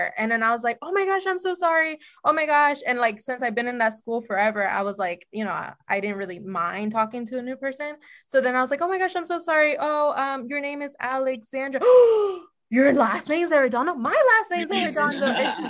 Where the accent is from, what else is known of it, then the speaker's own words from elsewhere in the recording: Orlando, Florida, United States; my family's from Chile, but I was born and raised here in Orlando.